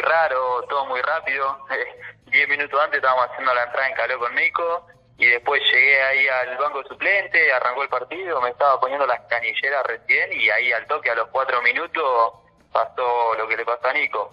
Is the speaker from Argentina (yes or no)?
yes; Tandil, Buenos Aires Province, Argentina; also born or lived in Junín; yo arranqué acá en Independiente Tandil, soy de Tandil, arranqué, hice eh, Babi, fútbol infantil, fútbol menor y primera división